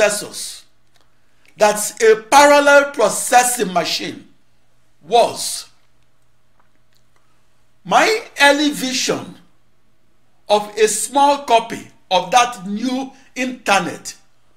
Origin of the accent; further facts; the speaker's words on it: Onitsha, Anambra, Nigeria; moved away; also born or lived in Corvallis, Oregon, United States / Los Alamos, New Mexico, United States; my hometown of Onitsha, Nigeria